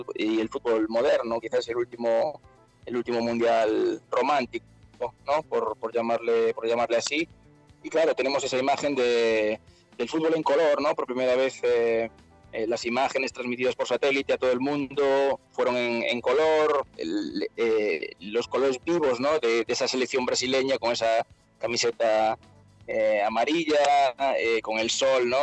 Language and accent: Spanish; Santiago de Compostela, Galicia, Spain; yo soy de Santiago de Compostela, de, de España